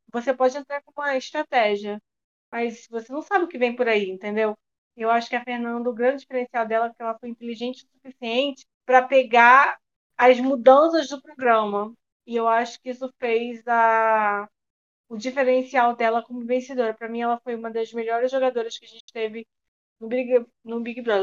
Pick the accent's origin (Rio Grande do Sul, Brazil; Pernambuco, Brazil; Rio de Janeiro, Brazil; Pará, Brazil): Rio de Janeiro, Brazil; Cabo Frio; moved away; also born or lived in Belo Horizonte; nessa época eu morava em Belo Horizonte, mas eu sou de Cabo Frio